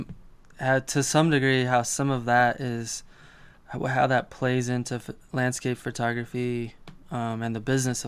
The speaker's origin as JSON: {"language": "English", "town": "Colorado Springs", "region": "Colorado", "country": "United States", "tie": "born or raised there", "said": "my hometown of Colorado Springs"}